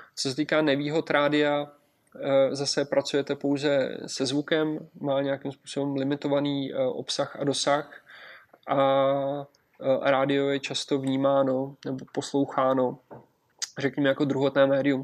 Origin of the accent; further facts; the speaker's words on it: Czechia; my jako Češi